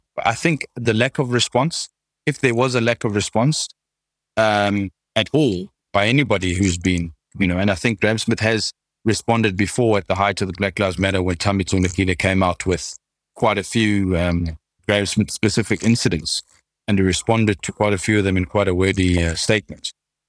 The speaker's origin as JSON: {"language": "English", "country": "South Africa", "said": "Being a South African is hard enough."}